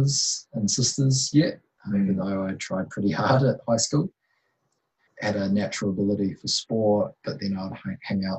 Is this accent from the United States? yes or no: no; Waikato, New Zealand; moved away as an adult; also born or lived in Hamilton, New Zealand / Otago, New Zealand; growing up in Waikato